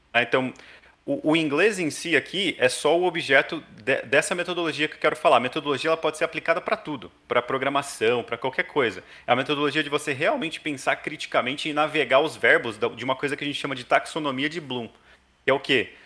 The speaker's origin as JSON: {"language": "Portuguese", "town": "Hortolândia", "region": "São Paulo", "country": "Brazil", "tie": "born or raised there", "also_born_or_lived": "Campinas", "said": "nasci em Campinas, cresci em Hortolândia, interior de São Paulo"}